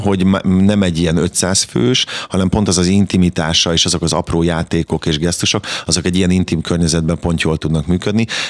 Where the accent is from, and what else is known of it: Kaposvár, Somogy, Hungary; born or raised there